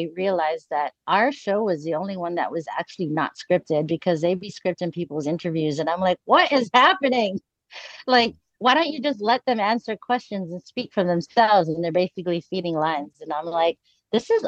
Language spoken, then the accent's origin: English; Hawaii, United States; moved away; I'm from Hawaii.